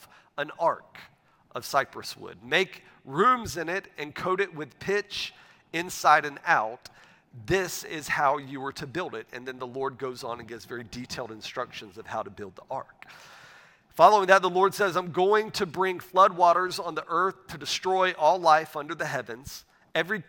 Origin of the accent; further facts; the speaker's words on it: a town outside Pensacola, Florida, United States; moved away; my wife and I, we grew up in Northwest Florida. We grew up in a town outside of the city of Pensacola, Florida.